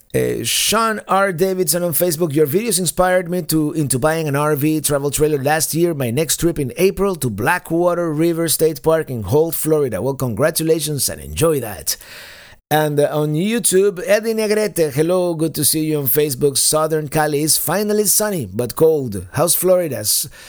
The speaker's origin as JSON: {"language": "English", "country": "Cuba", "tie": "born or raised there", "first_language": "Spanish", "second_language": "English", "moved": "yes", "said": "my native language is Spanish. I was born in the island of Cuba"}